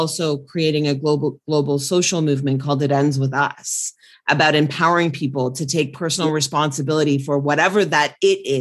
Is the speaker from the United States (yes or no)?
no; New Zealand; I'm from New Zealand.